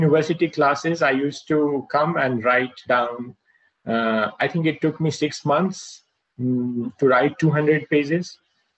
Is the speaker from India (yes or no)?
yes; Bihar, India; moved away; also born or lived in Moscow; when I was growing up in Bihar